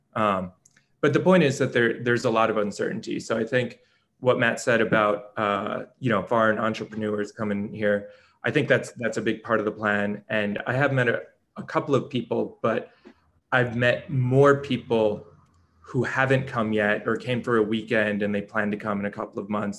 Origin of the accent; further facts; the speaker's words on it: New York, United States; I'm from New York, I'm from the United States